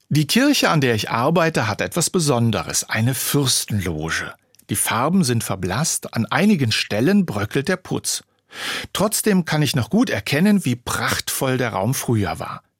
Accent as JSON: {"language": "German", "country": "Germany", "also_born_or_lived": "Weilburg", "said": "hier bei uns in Deutschland"}